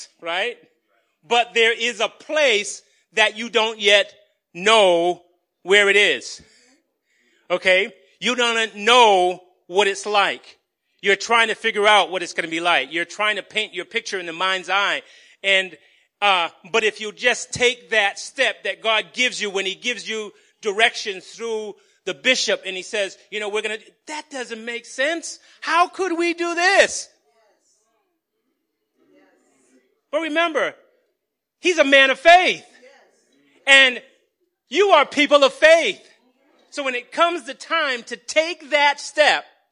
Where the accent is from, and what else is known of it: Somerville, Massachusetts, United States; born or raised there